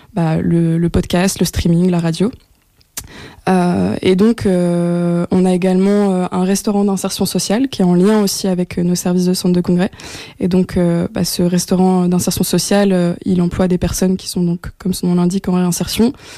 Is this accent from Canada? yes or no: no; France; moved away as an adult; also born or lived in Belgium; now in Brussels, Belgium; je suis française d'origine et je suis arrivée en Belgique il y a maintenant cinq ans